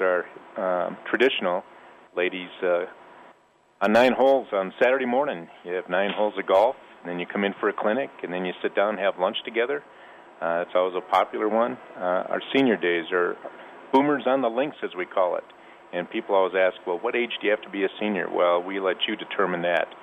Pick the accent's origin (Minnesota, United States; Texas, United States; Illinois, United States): Minnesota, United States; now in Colorado, United States; I grew up in Minnesota, too